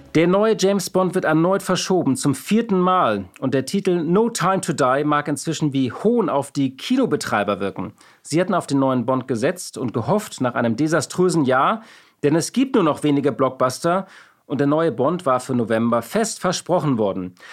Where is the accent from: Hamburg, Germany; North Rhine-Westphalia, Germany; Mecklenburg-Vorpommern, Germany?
Hamburg, Germany; ich bin auch aus Hamburg